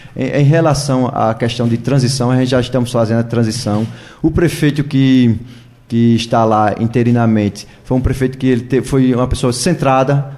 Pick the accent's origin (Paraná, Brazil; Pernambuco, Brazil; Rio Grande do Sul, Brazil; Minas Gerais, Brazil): Pernambuco, Brazil; Maraial; eu nasci e me criei lá em Maraial